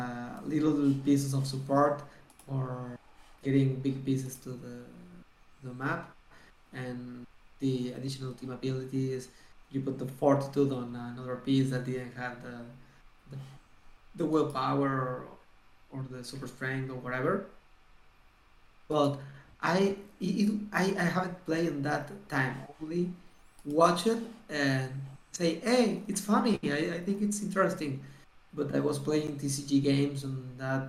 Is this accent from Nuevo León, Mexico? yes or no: yes; Monterrey, Nuevo León, Mexico; also born or lived in Mexico City / Toluca; I came back to Monterey, my natal town, my hometown